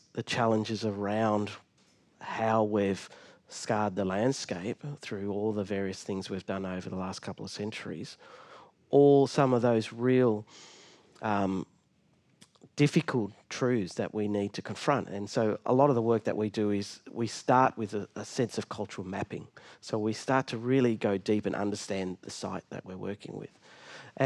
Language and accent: English; Darkinjung country, Central Coast, New South Wales, Australia; also born or lived in Sydney (Gadigal country); now in Melbourne, Australia; I grew up, or actually was born here on Gadigal country. I grew up on Darkinjung country in the Central Coast